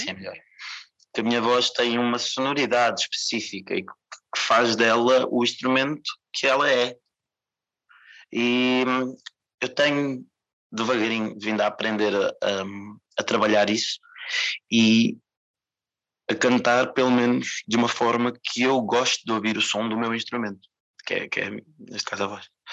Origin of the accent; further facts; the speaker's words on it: Portugal; Queria me apresentar como português, eu sou daqui, sou de cá. sou de Portugal